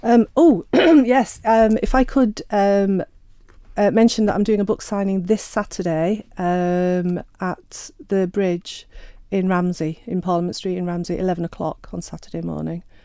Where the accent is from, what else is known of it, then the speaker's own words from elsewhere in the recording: Sheffield, Yorkshire and the Humber, United Kingdom; I'm Sheffield born and bred